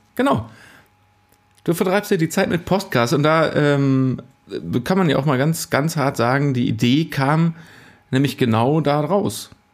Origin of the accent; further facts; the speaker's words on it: Cologne, North Rhine-Westphalia, Germany; Ich komme aus Köln, aus einer Stadt